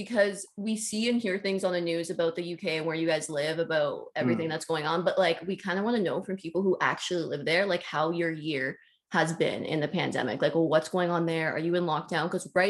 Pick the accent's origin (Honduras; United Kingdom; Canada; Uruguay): Canada; Richmond Hill, Ontario; moved away; No, we're from Toronto. … We don't live there anymore.